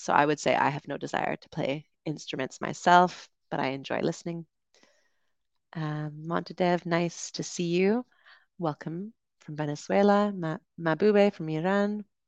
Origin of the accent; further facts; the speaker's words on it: Canada; now in Dominican Republic; I'm from Canada.